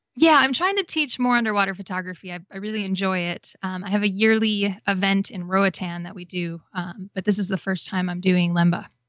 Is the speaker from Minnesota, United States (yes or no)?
no; Wisconsin, United States; moved away as an adult; also born or lived in Florida; I grew up in Wisconsin, but I had relatives who lived in Florida and Hawaii